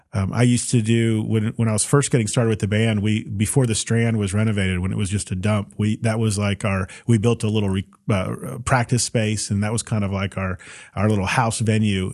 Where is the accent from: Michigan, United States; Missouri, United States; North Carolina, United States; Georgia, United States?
Georgia, United States; Roswell; I feel that about my hometown